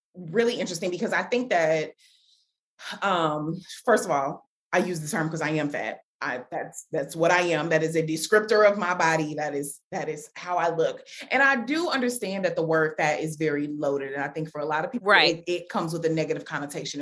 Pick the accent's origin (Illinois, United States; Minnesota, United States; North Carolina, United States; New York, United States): Illinois, United States; Chicago; moved away; also born or lived in Washington, District of Columbia, United States / Atlanta; I'm from Chicago, but then I've also lived in DC, I've lived in Atlanta